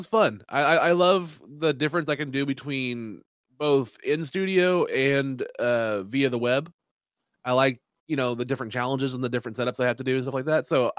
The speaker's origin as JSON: {"language": "English", "region": "Kansas", "country": "United States", "also_born_or_lived": "Oklahoma", "said": "We're from Kansas and Oklahoma, so pretty much everybody that had a DVD at Walmart."}